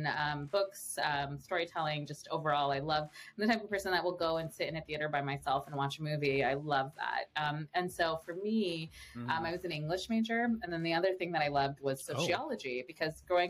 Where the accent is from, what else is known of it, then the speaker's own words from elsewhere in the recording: Southern California, United States; also born or lived in England; I grew up in Southern California my whole life